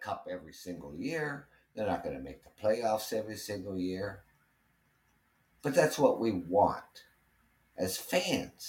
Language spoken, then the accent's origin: English; Ontario, Canada; living here in Canada, being a Canadian, being in Ontario, living in the Maple Leafs Nation